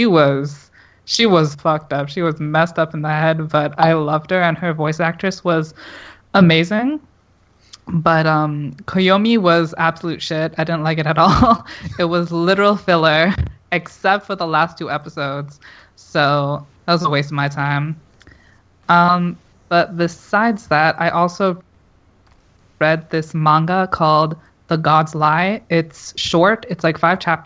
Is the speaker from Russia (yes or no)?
no; Canada; I'm Canadian